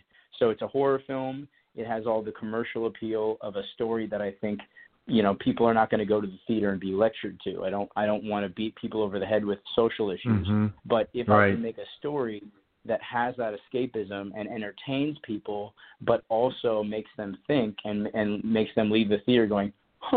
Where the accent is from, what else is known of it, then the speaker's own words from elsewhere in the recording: Colorado, United States; moved away; I grew up in Colorado